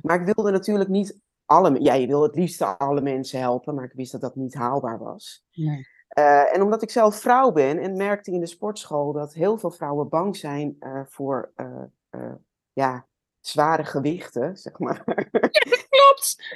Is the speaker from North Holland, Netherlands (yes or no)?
yes; Amsterdam, North Holland, Netherlands; Ik eh, ben opgegroeid in Amsterdam.